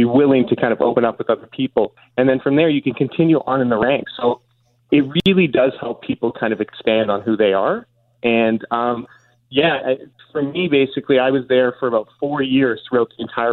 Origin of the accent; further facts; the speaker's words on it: Winnipeg, Manitoba, Canada; now in Toronto, Canada; when I was growing up in Winnipeg